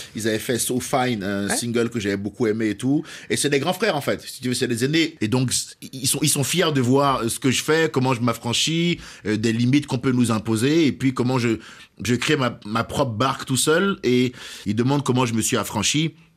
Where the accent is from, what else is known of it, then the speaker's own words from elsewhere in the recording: Cotonou, Littoral, Benin; moved away; je suis né au Bénin. À Cotonou.